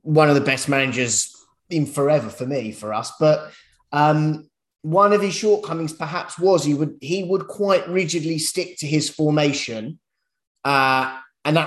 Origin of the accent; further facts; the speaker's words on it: London, United Kingdom; I'm from North London